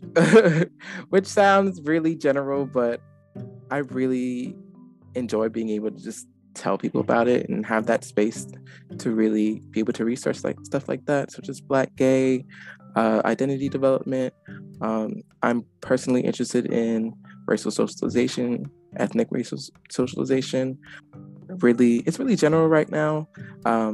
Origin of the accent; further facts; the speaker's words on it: Charleston, South Carolina, United States; I'm from Charleston, South Carolina